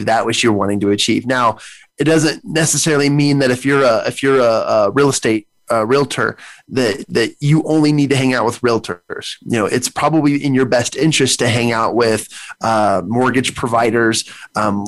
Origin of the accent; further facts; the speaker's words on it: United States; as an American, as a citizen